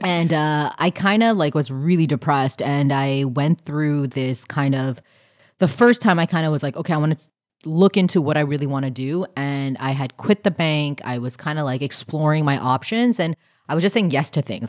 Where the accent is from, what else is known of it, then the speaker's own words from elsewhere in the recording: Canada; I'm Canadian.